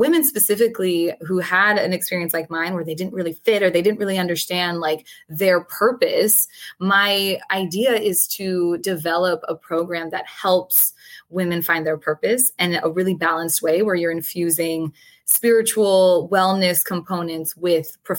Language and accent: English; Florida, United States; I grew up in Florida and I was the first person in my family that was born here in the US